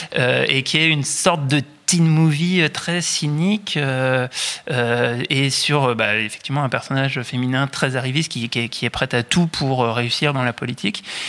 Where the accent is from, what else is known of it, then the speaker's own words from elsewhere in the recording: France; en tant que Français